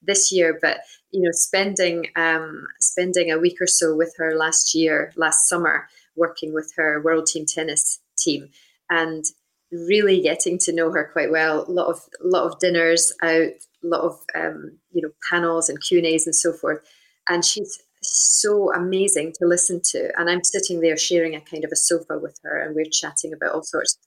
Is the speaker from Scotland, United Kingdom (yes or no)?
yes; Scotland, United Kingdom; from where we came from, you know, very small town in the middle of Scotland